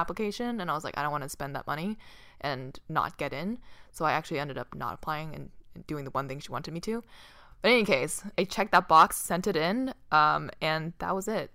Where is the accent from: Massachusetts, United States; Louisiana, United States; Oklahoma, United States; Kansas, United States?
Massachusetts, United States; Boston; moved away as an adult; also born or lived in California; Boston, I grew up in Boston.